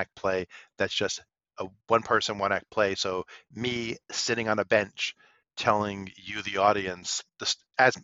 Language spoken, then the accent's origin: English; New York City, New York, United States; growing up in Brooklyn